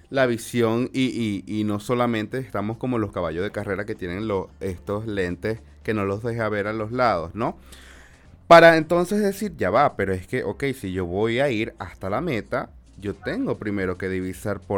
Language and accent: Spanish; Venezuela; nosotros como venezolanos, tú y yo igual somos venezolanos